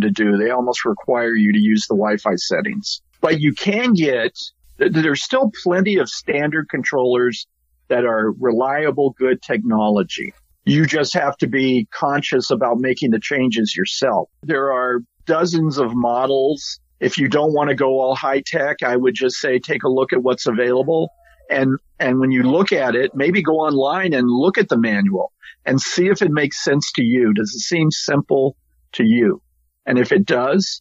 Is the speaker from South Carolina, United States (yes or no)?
yes; South Carolina, United States; now in California, United States; I grew up in South Carolina, and it rains all through the year